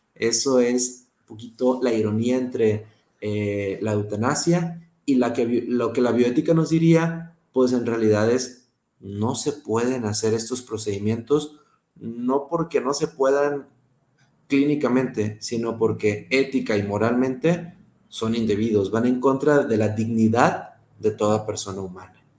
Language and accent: Spanish; Monterrey, Nuevo León, Mexico; accent: regio; also born or lived in Pamplona, Spain; soy regio y espero que hablar como regio siempre